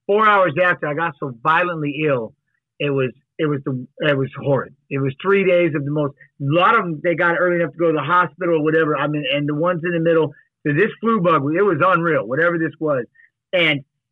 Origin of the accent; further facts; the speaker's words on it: Seattle, Washington, United States; moved away; also born or lived in Iowa; I'm from Seattle